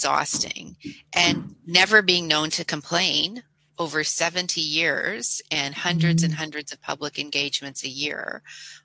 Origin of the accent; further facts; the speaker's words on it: Canada; I'm a Canadian